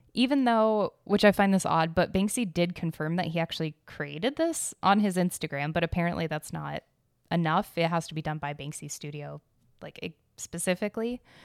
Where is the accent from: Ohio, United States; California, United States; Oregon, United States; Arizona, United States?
Arizona, United States; I grew up in Arizona